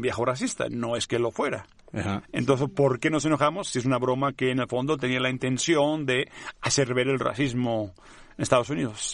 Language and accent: Spanish; Catalonia, Spain; first language Catalan; Spanish is a second language; moved away; en mi lengua, ni modo, en catalán